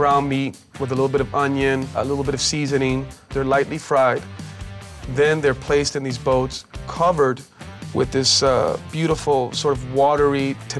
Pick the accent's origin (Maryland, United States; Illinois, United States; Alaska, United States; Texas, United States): Texas, United States; El Paso; Growing up in El Paso